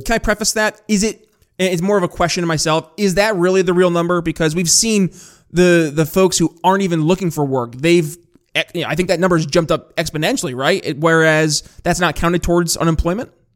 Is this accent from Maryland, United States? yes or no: no; upstate New York, United States; I'm from upstate New York